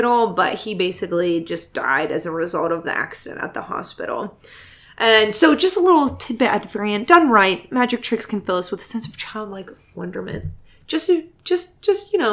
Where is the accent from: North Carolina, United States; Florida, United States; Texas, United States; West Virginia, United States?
West Virginia, United States; I'm from West Virginia